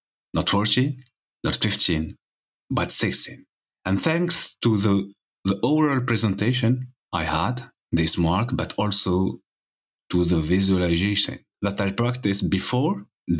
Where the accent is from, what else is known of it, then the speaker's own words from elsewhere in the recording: Tunisia; I'm from Tunisia